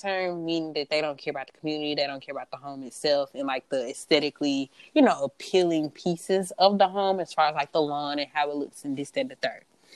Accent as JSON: {"language": "English", "region": "the South", "country": "United States", "accent": "southern", "said": "my southern accent"}